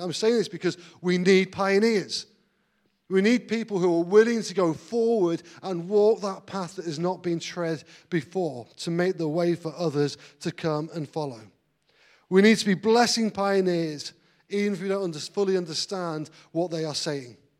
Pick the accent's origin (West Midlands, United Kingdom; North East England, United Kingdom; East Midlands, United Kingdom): East Midlands, United Kingdom; Grantham; moved away as an adult; also born or lived in Manchester / Blackburn; now in Grantham, United Kingdom; I was actually brought up in Grantham. Uh, I lived there for 19 years, but at the age of 19, I moved away to Manchester